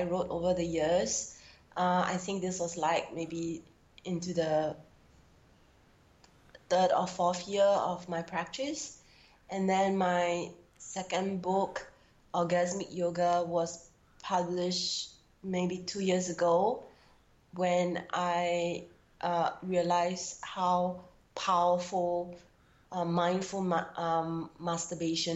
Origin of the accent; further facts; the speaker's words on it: Singapore; a heterosexual Chinese woman born and bred in Singapore.